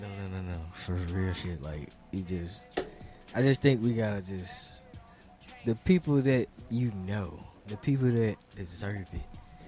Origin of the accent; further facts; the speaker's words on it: Chicago, Illinois, United States; I get straight to the goddamn point. I'm from